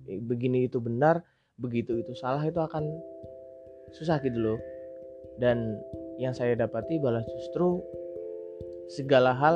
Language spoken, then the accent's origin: Indonesian; Java, Indonesia; accent: medok; saya asli Jawa jadi mungkin bahasa Indonesia-nya agak medok tok kayak gini gitu ya